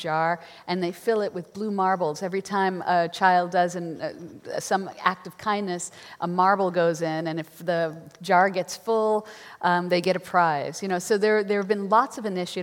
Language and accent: English; New York, United States; I'm from New York